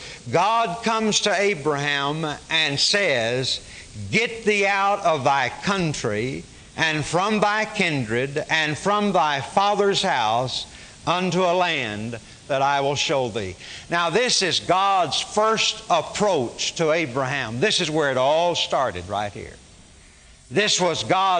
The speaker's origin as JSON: {"language": "English", "region": "Arkansas", "country": "United States", "tie": "born or raised there", "also_born_or_lived": "Oklahoma", "moved": "yes", "lives_now": "Dallas-Fort Worth, United States", "said": "I was born in Oklahoma. I grew up in Arkansas. I've lived in Dallas-Fort Worth since 1958."}